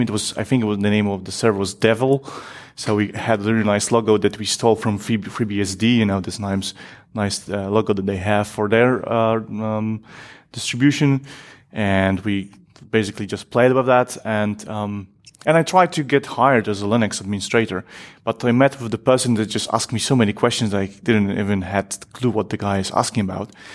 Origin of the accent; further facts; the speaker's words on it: Poland; now in Netherlands; I'm from originally from Poland. I live in Netherlands at the moment